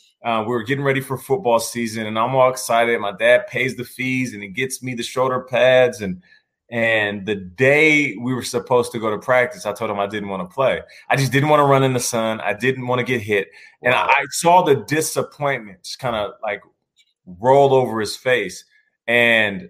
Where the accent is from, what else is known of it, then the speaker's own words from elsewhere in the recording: Seattle, Washington, United States; also born or lived in Calgary, Canada; Raised in Seattle. Seattle's the hometown